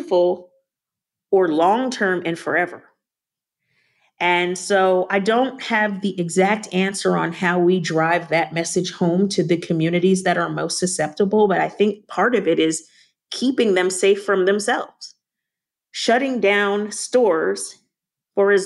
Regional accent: Long Island, New York, United States; moved away; I'm a New Yorker. I think I mentioned earlier on the phone that I'm from Long Island, and so a lot of my family members still live in New York

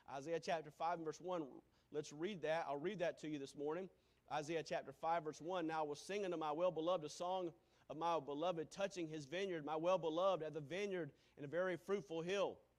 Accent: Greenville, South Carolina, United States; moved away; Growing up in Greenville, South Carolina, where there was Baptist churches or Methodist church on just about every corner

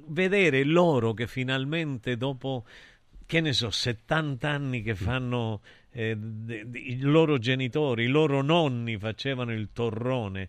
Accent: Calabria, Italy; io sai che sono calabrese

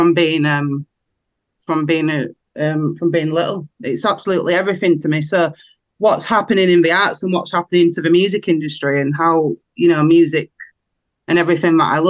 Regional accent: Wakefield, Yorkshire and the Humber, United Kingdom; I come from Wakefield.

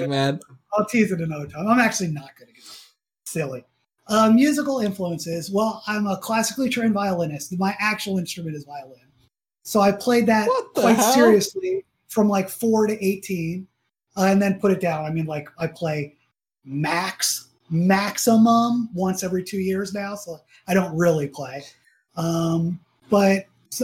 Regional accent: Atlanta, Georgia, United States; I grew up in Atlanta

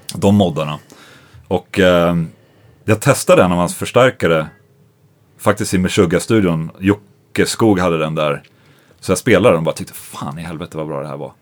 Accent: Sweden; jag är svensk

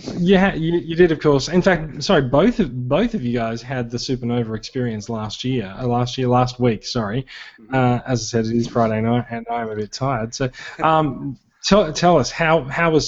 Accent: Queensland, Australia; I'm from Queensland

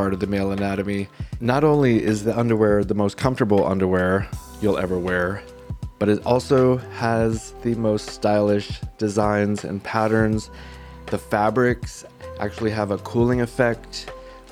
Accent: Southern California, United States; I grew up in Southern California

